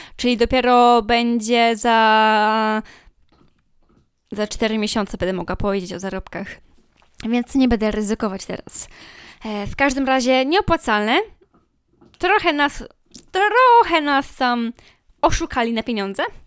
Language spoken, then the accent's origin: Polish; Poland; ja jestem z małego miasta